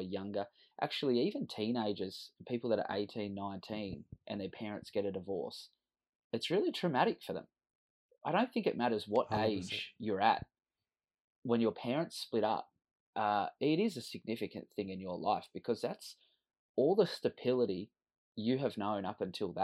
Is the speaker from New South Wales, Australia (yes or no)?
yes; Sydney, New South Wales, Australia; moved away as an adult; now in Cairns, Australia; And I grew up in Western Sydney. I live in Cairns now, but I grew up in Western Sydney.